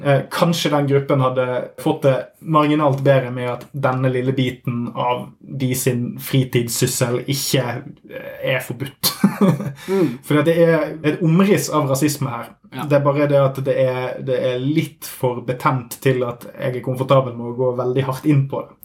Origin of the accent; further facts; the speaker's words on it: Norway; oss eh, vanlige alkoholdrikkende hvite nordmenn